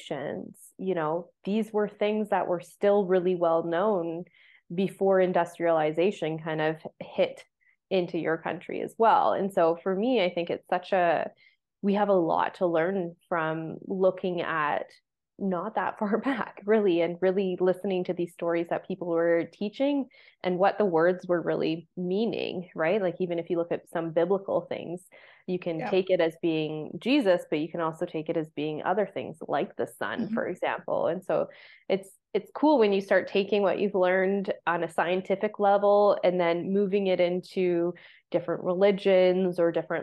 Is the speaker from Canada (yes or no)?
yes; Canada; growing up in Canada, I felt like I didn't have a culture